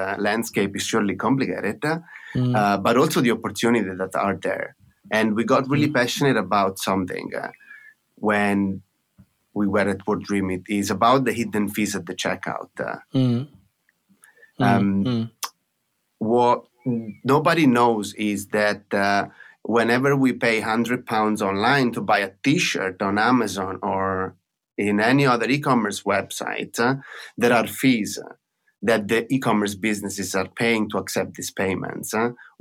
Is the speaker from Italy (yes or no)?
yes; Italy; accent: Italian; now in London, United Kingdom; As you can guess from my accent, I'm originally Italian